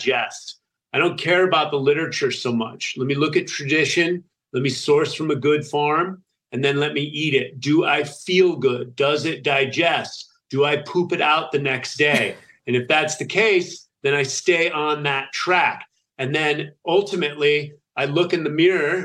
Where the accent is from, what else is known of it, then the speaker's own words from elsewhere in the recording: United States; also born or lived in Italy; being an American growing up on the standard American diet